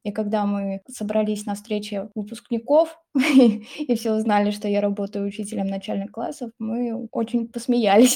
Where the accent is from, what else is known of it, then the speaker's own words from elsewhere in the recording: Samara Oblast, Russia; moved away as an adult; мне 25 лет, и я из Самарской области. То есть я совсем недавно, так скажем, приехала в другой город.